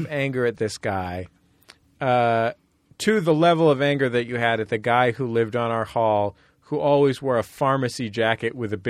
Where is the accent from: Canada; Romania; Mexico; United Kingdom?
United Kingdom; I'm actually British. I don't know if you knew that.